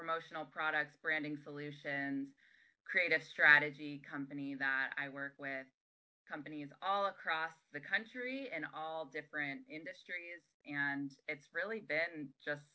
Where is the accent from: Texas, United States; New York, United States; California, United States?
New York, United States; moved away as an adult; I was living on the East Coast. I'm from New York